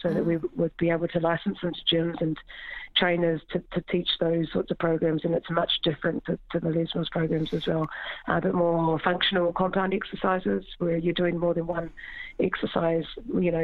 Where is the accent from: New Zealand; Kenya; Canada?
New Zealand; moved away as an adult; now in Ireland; Growing up in New Zealand, after school, I went to sports institutes